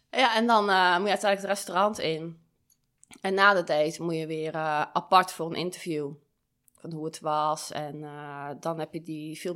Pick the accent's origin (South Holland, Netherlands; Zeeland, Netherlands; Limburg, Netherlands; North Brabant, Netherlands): South Holland, Netherlands; Dordrecht; Uh, Dordrecht.